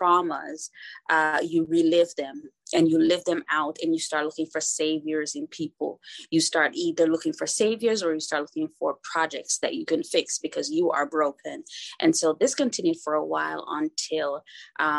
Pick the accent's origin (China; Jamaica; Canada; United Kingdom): Jamaica; also born or lived in Kingston, Jamaica; I was born in Kingston, Jamaica, to a teen mom